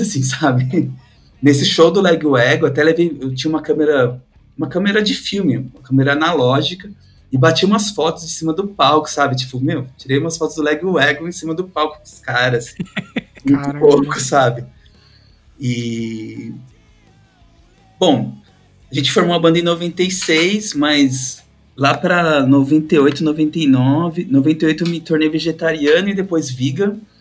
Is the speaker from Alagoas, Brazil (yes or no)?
no; São Paulo, Brazil; Sou de São Paulo, tenho 40 anos